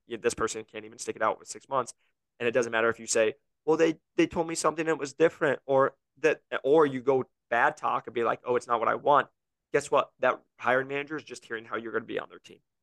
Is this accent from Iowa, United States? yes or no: yes; Iowa, United States; now in Scottsdale, United States; I'm from Iowa.